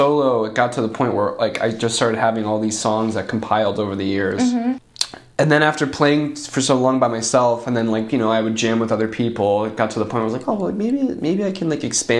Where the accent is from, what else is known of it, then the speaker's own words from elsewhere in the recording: Toms River, New Jersey, United States; now in Philadelphia, United States; I'm from Tom's River.